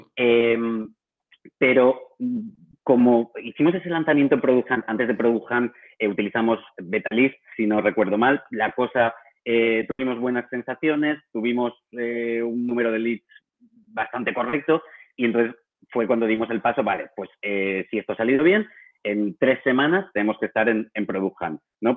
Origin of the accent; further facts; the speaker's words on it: Valencia, Valencian Community, Spain; moved away as an adult; also born or lived in Barcelona; Yo soy de Valencia